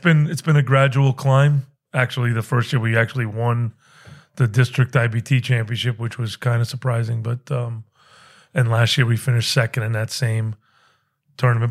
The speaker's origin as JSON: {"language": "English", "region": "New England", "country": "United States", "tie": "born or raised there", "also_born_or_lived": "Pennsylvania", "moved": "as an adult", "said": "I grew up in New England"}